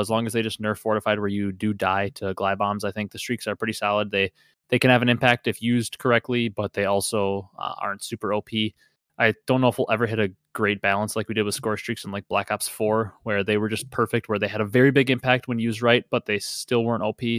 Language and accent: English; Wisconsin, United States; I'm from Wisconsin